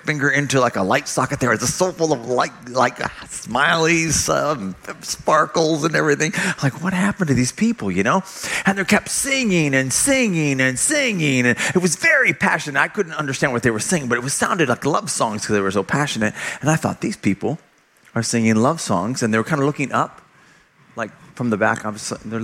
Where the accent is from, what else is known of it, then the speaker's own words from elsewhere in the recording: California, United States; moved away as an adult; also born or lived in Oklahoma; I grew up in California. Not proud of it, but it wasn't my choice. I was born there.